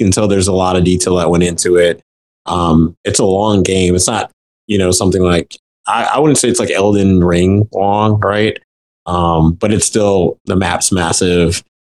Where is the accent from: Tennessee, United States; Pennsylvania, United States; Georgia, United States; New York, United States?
Tennessee, United States; Memphis; I am from Memphis